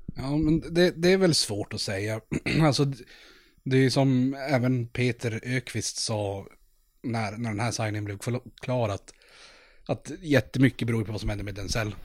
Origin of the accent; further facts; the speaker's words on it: Norrland, Sweden; vi är från Norrland